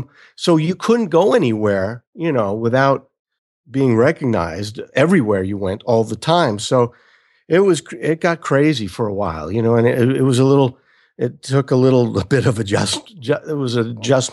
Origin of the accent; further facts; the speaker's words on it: Brooklyn, New York, United States; I grew up in the New York area in Brooklyn